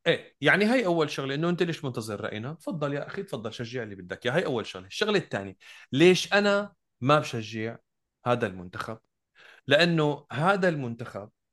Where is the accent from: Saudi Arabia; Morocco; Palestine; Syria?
Syria; Damascus, Damascus Governorate; انا بالنهايه ابن الشام انتمي للشام مدينتي